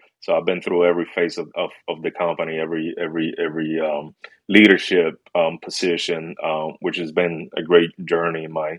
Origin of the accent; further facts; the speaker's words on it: Springfield, Massachusetts, United States; also born or lived in Puerto Rico; I'm originally from Massachusetts, Springfield. A little bit after I was like seven years old, somewhere around there, we moved to Puerto Rico for about 10 years. Then after that, we moved back home to Springfield, Mass.